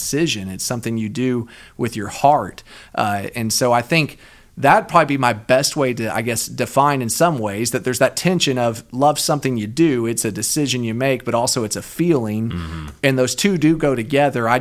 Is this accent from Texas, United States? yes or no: yes; Austin, Texas, United States; I'm from Austin.